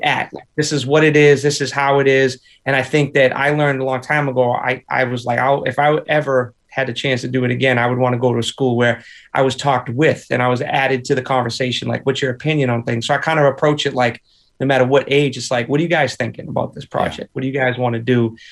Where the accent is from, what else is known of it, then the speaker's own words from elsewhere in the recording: Boston, Massachusetts, United States; also born or lived in Nashville; I grew up in a three decker, triple decker